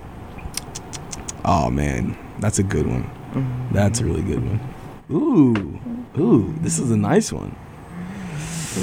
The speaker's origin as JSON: {"language": "English", "town": "Oak Ridge", "region": "Tennessee", "country": "United States", "tie": "born or raised there", "moved": "yes", "said": "my hometown, man, Oak Ridge and Knoxville area"}